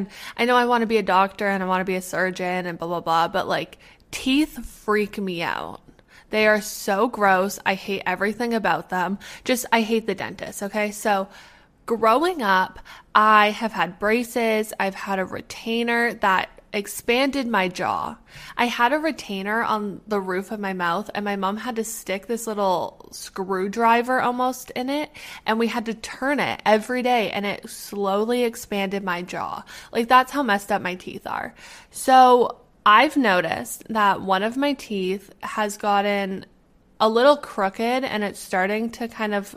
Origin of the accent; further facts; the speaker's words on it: Canada; As a Canadian, I got my passport literally after I got my name when I came out of the womb.